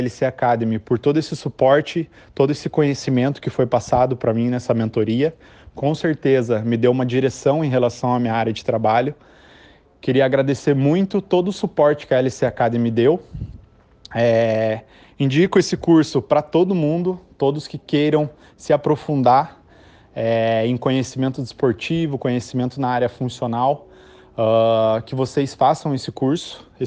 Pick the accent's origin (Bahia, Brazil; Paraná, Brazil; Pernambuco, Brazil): Paraná, Brazil; Curitiba; eu sou de Curitiba, no Paraná.